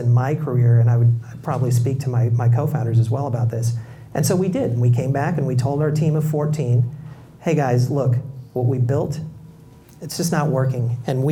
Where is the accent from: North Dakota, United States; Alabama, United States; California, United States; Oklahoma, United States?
California, United States; Bay Area; growing up in the Bay Area where I grew up, I knew all my neighbors